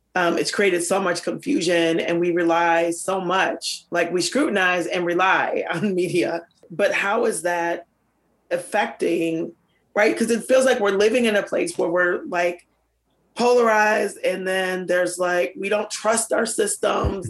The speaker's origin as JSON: {"language": "English", "town": "Minneapolis", "region": "Minnesota", "country": "United States", "tie": "born or raised there", "said": "I grew up in North Minneapolis"}